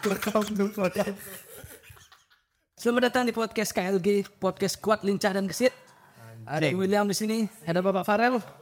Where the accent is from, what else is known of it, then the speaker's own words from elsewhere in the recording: Bali, Indonesia; born there; oke terus asal dari uh, eh, bapak Palembang ibu Jawa Tengah aku lahir di Bali